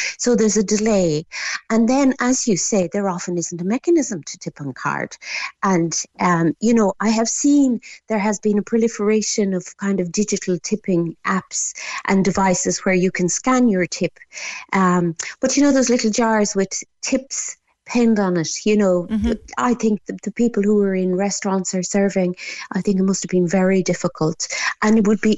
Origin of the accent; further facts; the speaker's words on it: Ireland; also born or lived in France; I was kind of the Irish girl with the funny French accent